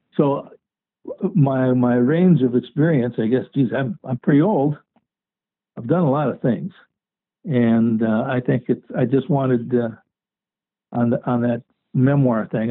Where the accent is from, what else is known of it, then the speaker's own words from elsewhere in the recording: Mound, Minnesota, United States; I grew up in Mound, Minnesota, um, on an island